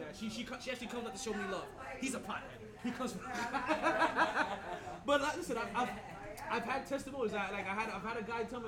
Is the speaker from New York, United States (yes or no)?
yes; New York City, New York, United States; am I from Brooklyn